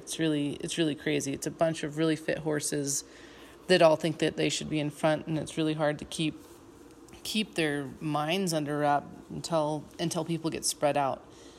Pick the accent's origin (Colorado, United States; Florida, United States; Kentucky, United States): Colorado, United States; We're from Colorado. We live at over 7,000 feet and train up to 9,000 feet and above, actually, but we do not have heat.